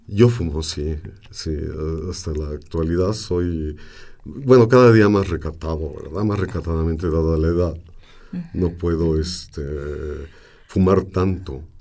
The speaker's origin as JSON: {"language": "Spanish", "region": "Mexico City", "country": "Mexico", "tie": "born or raised there", "said": "Nací en Santa María la Ribera, en la calle del Álamo, que hoy se llama Mariano Azuela. Y entonces este, crecí entre eh, las gentes del barrio"}